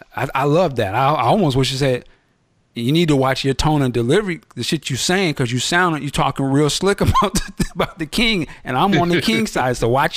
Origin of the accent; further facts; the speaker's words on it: United States; I'm the one being subconscious because I was raised here in America.